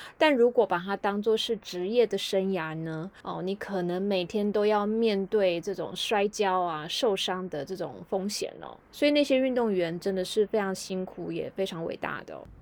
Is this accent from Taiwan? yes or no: yes; Taiwan; 并不是我们台湾人日常会从事的运动嘛